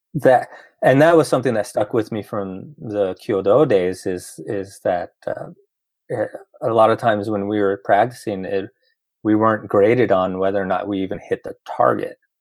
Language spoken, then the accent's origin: English; Roswell, New Mexico, United States; moved away as an adult; also born or lived in Los Angeles; born and raised in Roswell